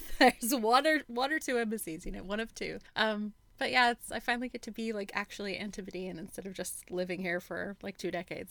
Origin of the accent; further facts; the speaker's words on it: West Coast, United States; now in Australia; I'm from the West Coast, so I love a chat.